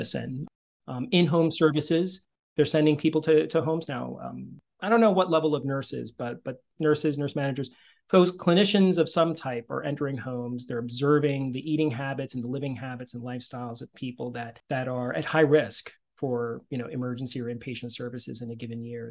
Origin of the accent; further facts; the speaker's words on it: Northern New Jersey, United States; now in Princeton, United States; I grew up in Northern Jersey. I'm in Princeton now